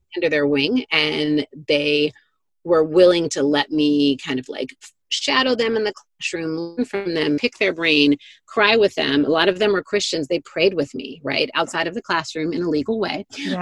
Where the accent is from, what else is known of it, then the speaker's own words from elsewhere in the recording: Detroit, Michigan, United States; I grew up in Detroit, Michigan, in, in the city, in what I would probably call a working class neighborhood